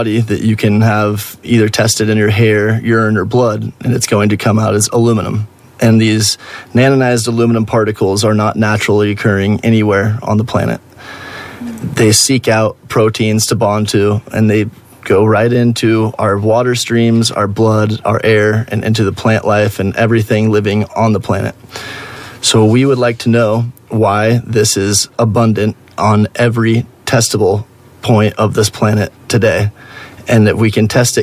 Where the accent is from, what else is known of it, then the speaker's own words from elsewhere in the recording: Oregon, United States; born and raised in Oregon